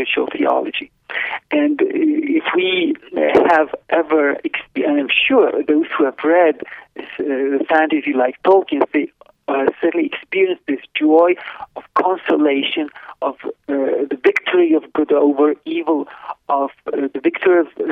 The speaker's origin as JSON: {"language": "English", "country": "Lithuania", "tie": "born or raised there", "moved": "yes", "said": "I was born in Lithuania in 1972"}